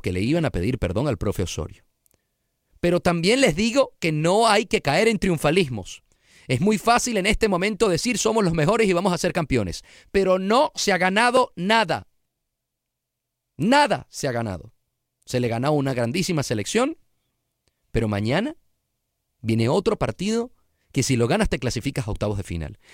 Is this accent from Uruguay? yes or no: no; Venezuela; moved away as an adult; now in Houston, United States; ya había trabajado cinco años antes en mi país, Venezuela